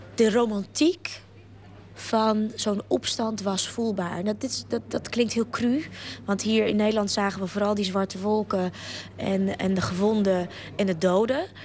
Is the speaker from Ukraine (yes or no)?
yes; Ukraine; now in Netherlands; als Oekraïense